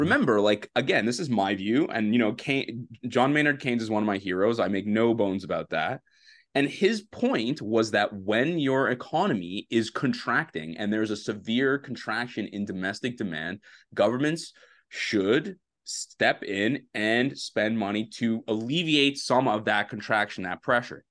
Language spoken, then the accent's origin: English; Canada; a Canadian hockey fan